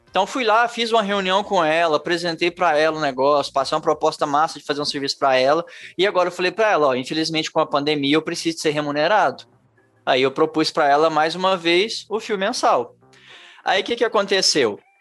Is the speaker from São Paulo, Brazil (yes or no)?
no; Araxá, Minas Gerais, Brazil; Eu sou de Araxá, Minas Gerais